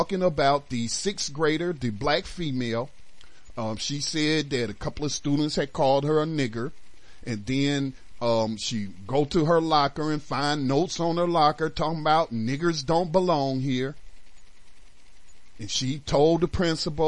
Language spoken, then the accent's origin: English; North Carolina, United States; also born or lived in Detroit, Michigan; starting in junior high when we moved back to North Carolina from Detroit